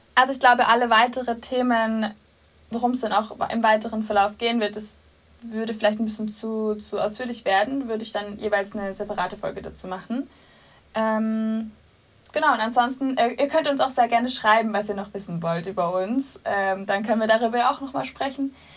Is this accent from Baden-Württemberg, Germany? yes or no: yes; Swabia, Baden-Württemberg, Germany; accent: Swabian; moved away as an adult; now in Munich, Germany; Ursprünglich komme ich aus dem Schwabenländle.